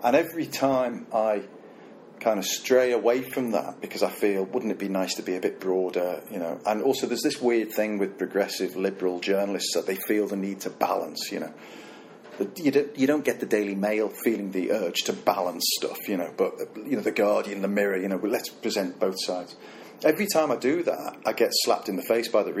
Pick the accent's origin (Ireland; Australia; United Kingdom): United Kingdom; Liverpool, North West England; I'm from Liverpool